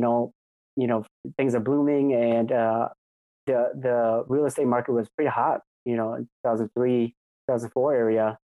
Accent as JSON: {"language": "English", "town": "Menomonie", "region": "Wisconsin", "country": "United States", "tie": "born or raised there", "also_born_or_lived": "Arkansas", "moved": "as an adult", "said": "born and raised in Wisconsin. Yep, until I was about 18."}